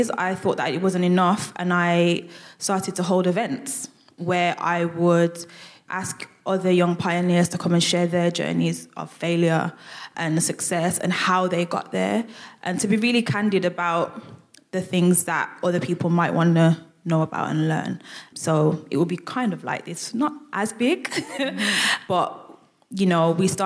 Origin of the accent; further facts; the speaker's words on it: Birmingham, West Midlands, United Kingdom; accent: Brummie; I'm a Brummie. You'll hear my accent come out a lot when I talk